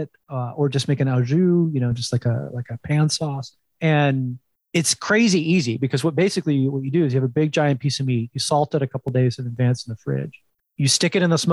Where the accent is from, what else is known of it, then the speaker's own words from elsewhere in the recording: New Jersey, United States; up in the Northeast, I grew up in New Jersey